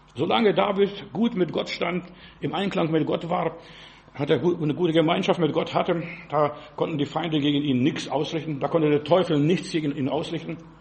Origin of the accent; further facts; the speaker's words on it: Heilbronn, Baden-Württemberg, Germany; Bei uns in Heilbronn